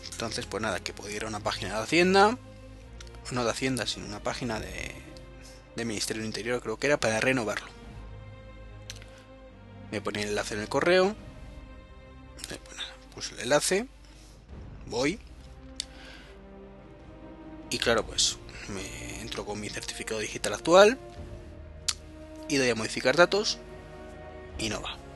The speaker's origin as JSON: {"language": "Spanish", "town": "Madrid", "region": "Community of Madrid", "country": "Spain", "said": "En Madrid, que sabéis que es donde vivo, y si no, pues os lo estoy contando ahora, soy de Madrid"}